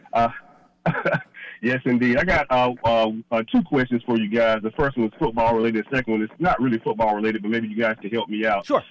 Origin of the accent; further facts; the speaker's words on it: North Carolina, United States; now in Atlanta, United States; I'm originally from North Carolina